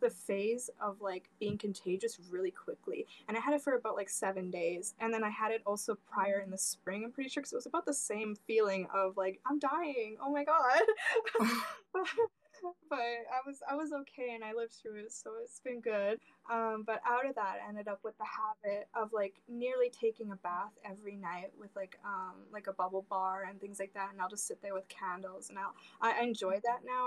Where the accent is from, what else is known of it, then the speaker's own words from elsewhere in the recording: Canada; I'm, I'm from Canada um, and I'm in the West Coast.